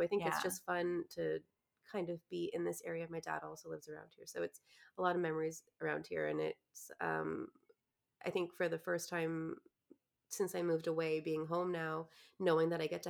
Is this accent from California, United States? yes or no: yes; California, United States; moved away; I'm from California.